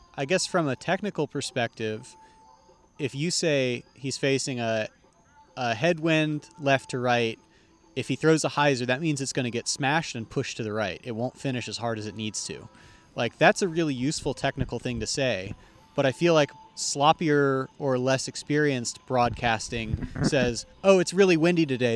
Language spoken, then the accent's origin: English; Texas, United States; as a Texan